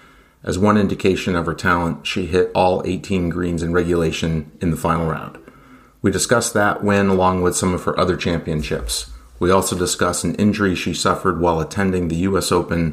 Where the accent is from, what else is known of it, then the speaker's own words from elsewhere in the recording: New Hampshire, United States; I'm an avid amateur golfer in New Hampshire.